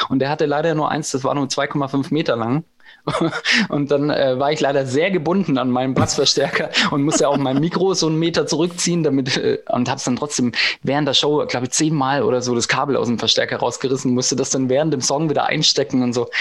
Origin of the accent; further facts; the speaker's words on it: Eislingen, Baden-Württemberg, Germany; wir sind ja jetzt nicht in Berlin-Kreuzberg oder in ähm, Hamburg-St. Pauli groß geworden, wo es halt eine große Punkrock-Szene gab. Wir kommen aus Eislingen, äh, äh Eislingen an der Filz, aus der Provinz äh, im Schwabenland